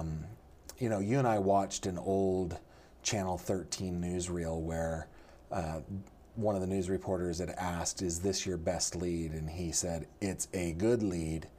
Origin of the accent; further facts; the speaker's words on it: Sacramento Valley, rural suburb of Sacramento, California, United States; I was raised in the Sacramento Valley, uh, in, in a rural suburb of Sacramento